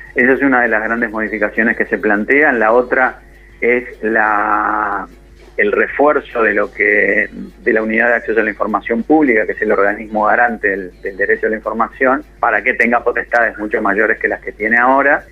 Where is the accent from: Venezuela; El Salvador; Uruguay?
Uruguay; nosotros somos periodistas uruguayos, que tenemos un medio en Uruguay